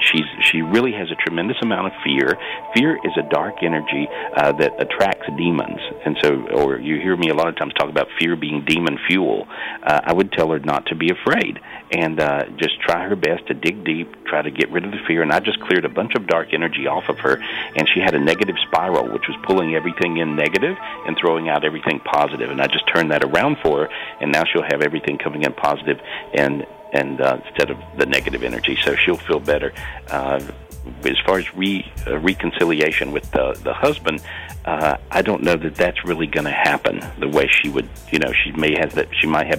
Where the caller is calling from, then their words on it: Minneapolis, Minnesota, United States; I'm back in the U.S. I'm in Minneapolis today.